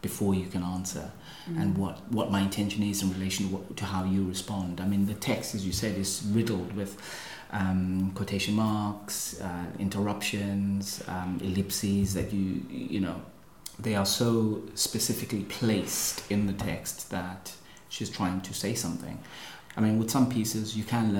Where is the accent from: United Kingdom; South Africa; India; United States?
South Africa; being South African myself